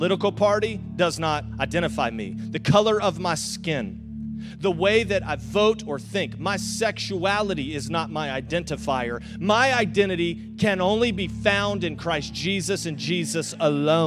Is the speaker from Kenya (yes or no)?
no; the South, United States; accent: Southern; now in St. Augustine, United States; I'm from the South